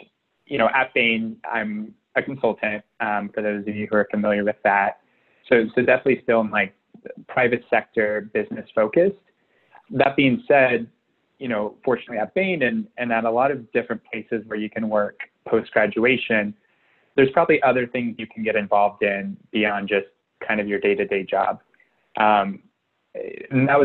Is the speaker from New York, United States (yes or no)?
no; Jasper, Indiana, United States; originally I'm from Southern Indiana, about 2 hours south of Bloomington, near Jasper, Indiana